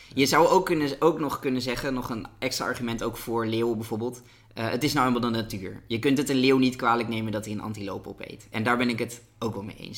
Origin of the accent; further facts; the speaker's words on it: Netherlands; als Nederlander